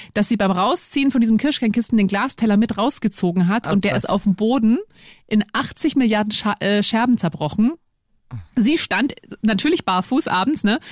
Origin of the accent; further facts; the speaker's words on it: Lower Bavaria, Germany; Du, ich bin ja auch in Niederbayern aufgewachsen